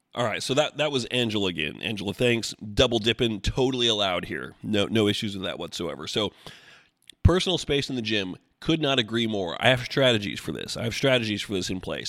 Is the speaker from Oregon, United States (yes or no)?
yes; Oregon, United States; growing up in Oregon